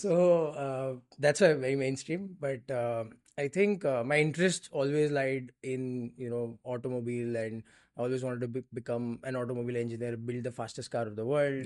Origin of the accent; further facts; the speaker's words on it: Mumbai, Maharashtra, India; Born and raised in Bombay